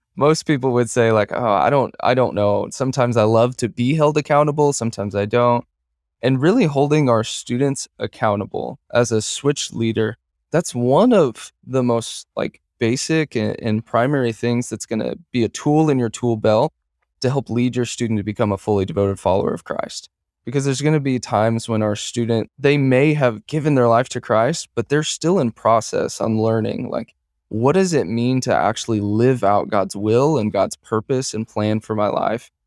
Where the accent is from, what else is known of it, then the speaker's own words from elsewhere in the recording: Kansas City, Missouri, United States; moved away as an adult; now in Omaha, United States; I'm from Kansas City, Missouri originally